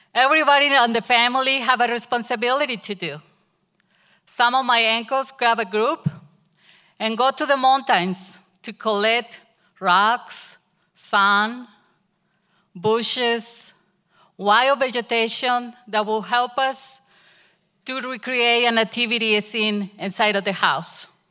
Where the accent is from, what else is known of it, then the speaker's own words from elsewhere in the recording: Mexico; English is a second language; moved away as an adult; My husband and I had the opportunity to go back to Mexico with my family and spend Christmas there